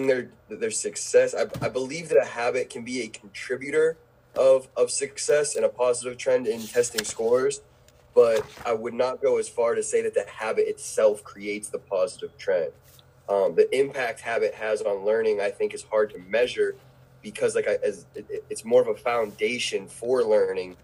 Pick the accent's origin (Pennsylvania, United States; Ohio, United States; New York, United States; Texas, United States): Pennsylvania, United States; Pittsburgh; moved away as an adult; now in Brevard County, United States; I'm an educator from Pittsburgh, Pennsylvania, that has found his place educating at Heritage High School in Brevard Public Schools